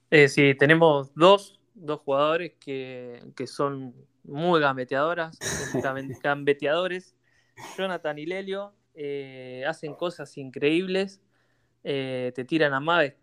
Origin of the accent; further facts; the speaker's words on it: Bahía Blanca, Buenos Aires Province, Argentina; nosotros somos de Bahía